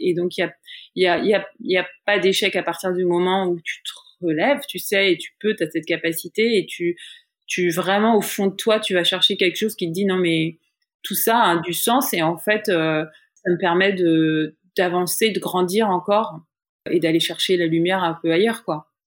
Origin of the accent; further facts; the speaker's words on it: France; moved away as an adult; now in New York, United States; l'expérience d'ici en fait de New York en tant que française